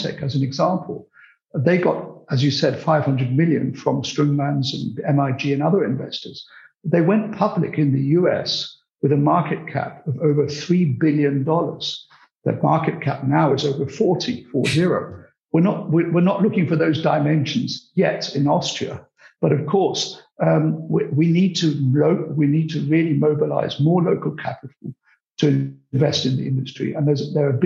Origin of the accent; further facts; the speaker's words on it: United Kingdom; accent: British; I'm British, as you can hear from my accent, possibly, although my roots are very Central European